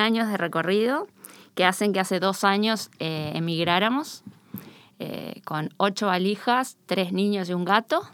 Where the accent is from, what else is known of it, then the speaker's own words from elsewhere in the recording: Río de la Plata, Uruguay; accent: Rioplatense yeísmo; now in Spain; nuestro yeísmo resiliente del Río de la Plata